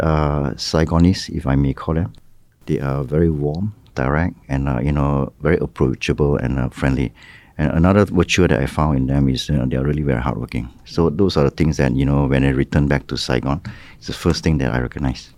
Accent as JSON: {"language": "English", "country": "Malaysia", "moved": "as an adult", "lives_now": "Ho Chi Minh City, Vietnam", "said": "my home country, which is Malaysia"}